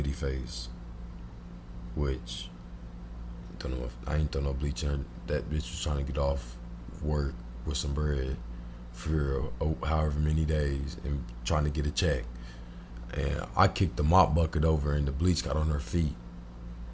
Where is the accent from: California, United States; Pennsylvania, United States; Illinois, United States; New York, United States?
Illinois, United States; Springfield; I'm from Springfield